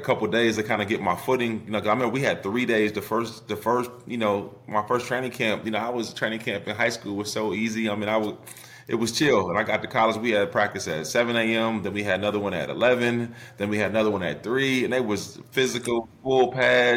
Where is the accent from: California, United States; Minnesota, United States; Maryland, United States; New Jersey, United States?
Minnesota, United States; I grew up in Minnesota